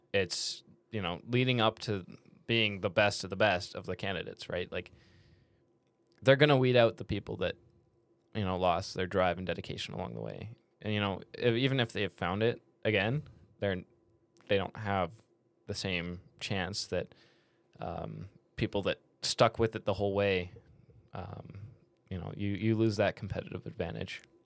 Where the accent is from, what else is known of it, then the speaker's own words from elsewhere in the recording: Canada; I'm Canadian.